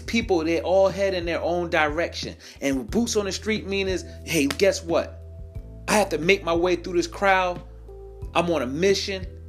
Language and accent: English; New York, United States; moved away; I'm originally from New York